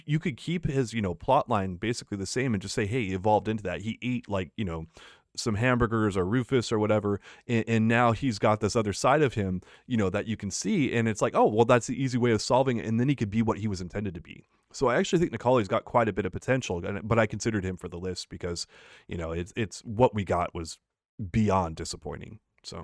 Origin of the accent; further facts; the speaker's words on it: United States; As an American